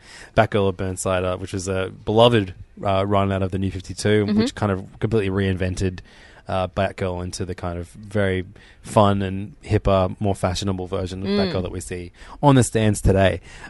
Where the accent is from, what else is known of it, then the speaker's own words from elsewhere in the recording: Canada; But as a Canadian hockey fan, just for yourself, maybe not for your sister